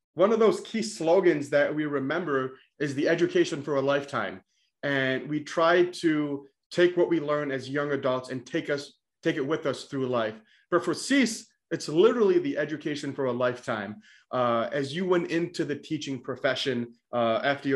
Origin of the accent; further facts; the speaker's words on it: Westmoreland, New York, United States; also born or lived in Utica; my hometown high school in Westmoreland.